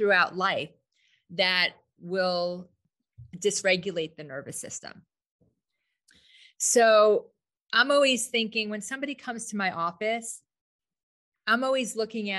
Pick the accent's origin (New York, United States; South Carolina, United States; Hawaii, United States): New York, United States; moved away as an adult; now in Scottsdale, United States; I'm a New Yorker, but I've been here 19 years